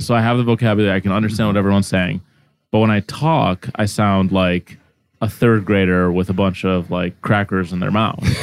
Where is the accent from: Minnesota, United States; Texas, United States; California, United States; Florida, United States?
Minnesota, United States; Minneapolis; first language Arabic; English is a second language; also born or lived in Egypt; I was pretty sheltered in growing up in the Midwest